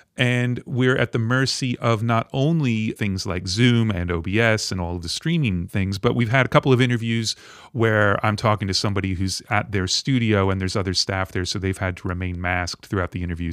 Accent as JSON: {"language": "English", "country": "United States", "said": "I'm an American record producer, mixer"}